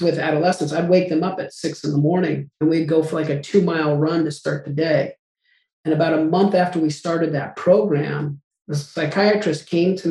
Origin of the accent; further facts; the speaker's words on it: Albuquerque, New Mexico, United States; I grew up in Albuquerque, New Mexico